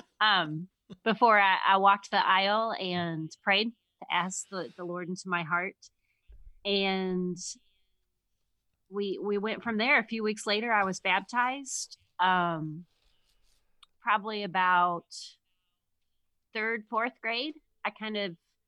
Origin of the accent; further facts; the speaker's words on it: Missouri, United States; moved away as an adult; also born or lived in Michigan; now in Grand Rapids, United States; I grew up in Missouri in the country